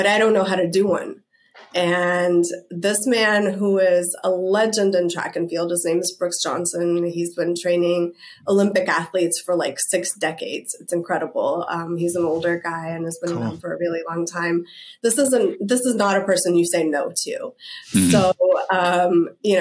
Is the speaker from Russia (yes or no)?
yes; Russia; also born or lived in Tennessee / Berkeley; now in United States; I'm originally from Russia